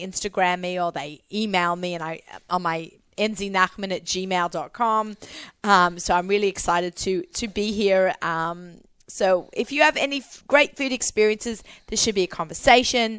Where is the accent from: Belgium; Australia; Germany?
Australia; now in Bayonne, United States; I'm Australian